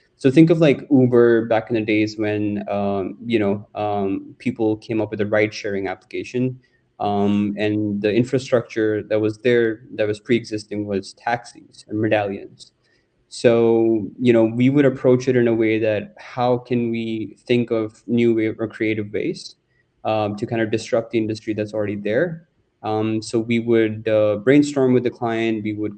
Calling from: Dubai, United Arab Emirates; I'm calling in from Dubai.

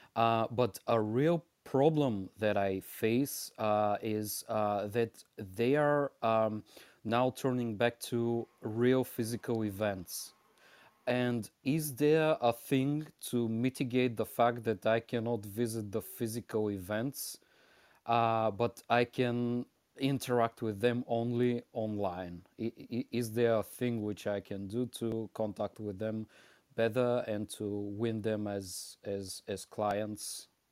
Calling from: Bulgaria; I'm calling from Bulgaria

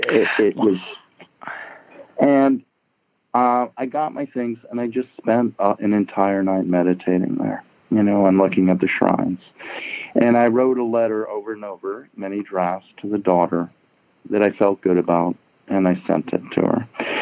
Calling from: Larkspur, California, United States; I'm calling from San Francisco, just north, Marin County.

